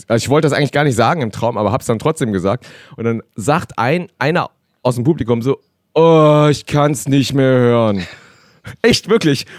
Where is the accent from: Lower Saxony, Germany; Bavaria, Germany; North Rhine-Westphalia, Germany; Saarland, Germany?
North Rhine-Westphalia, Germany; Cologne; Meine Kultur ist natürlich auch die Kölsche